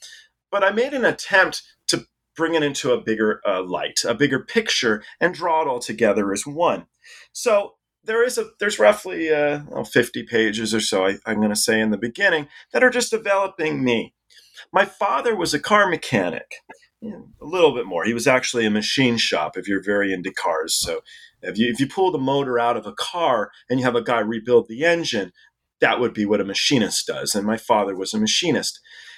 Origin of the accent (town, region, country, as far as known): England, United Kingdom; born there